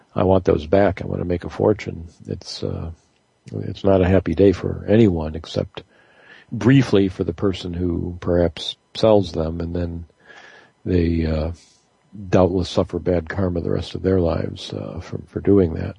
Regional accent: Michigan, United States; now in North Carolina, United States; I'm actually from Michigan

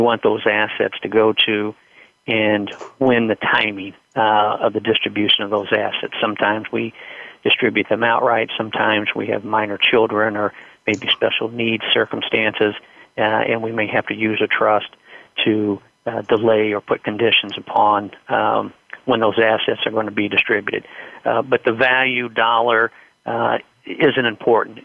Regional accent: Indiana, United States; I'm from Indiana

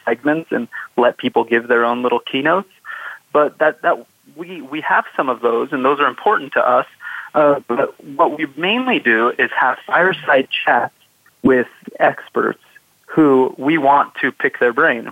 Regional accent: Southern California, United States; I grew up in Southern California, which is why I created 805 Startups.

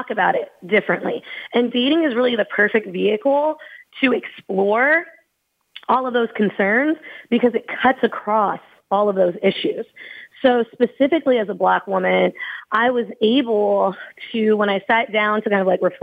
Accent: Louisville, Kentucky, United States; also born or lived in Southern California; I'm from Louisville, Kentucky, the home of Breonna Taylor

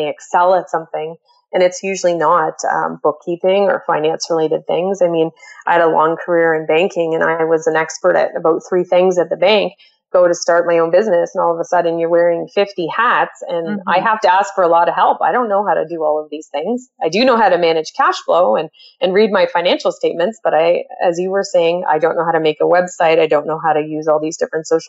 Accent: Canada; also born or lived in Toronto, Ontario; I'm a Canadian. I live in Ontario, normally in Toronto

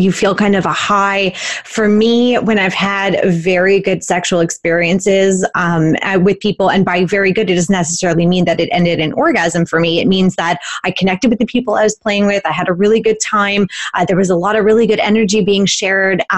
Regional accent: Canada; we're Canadian

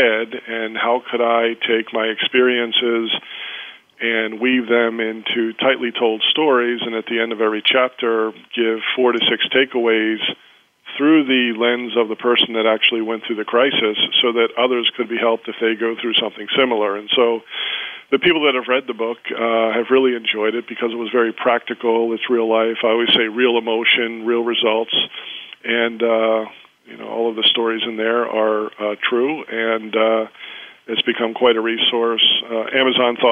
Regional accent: Baltimore, Maryland, United States; I'm from Baltimore, Maryland, in the United States, and I actually started my career in the Baltimore Police Department

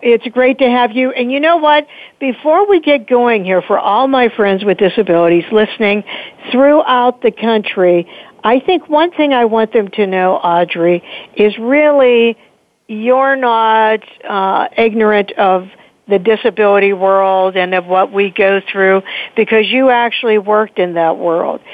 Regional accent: Pittsburgh, Pennsylvania, United States; this is my hometown that I am so proud of.

